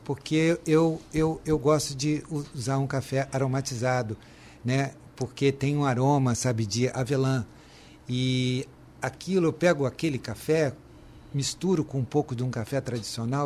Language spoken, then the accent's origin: Portuguese; Brazil; fazemos a diferença como brasileiros, né? Eu tenho muito orgulho de ser brasileiro